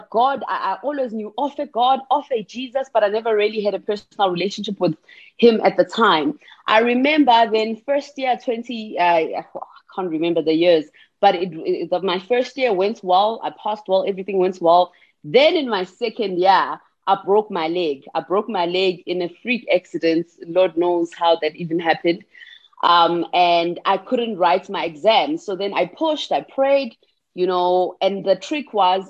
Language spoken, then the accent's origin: English; Pietermaritzburg, KwaZulu-Natal, South Africa; I was born and bred in Pietermaritzburg, in KwaZulu-Natal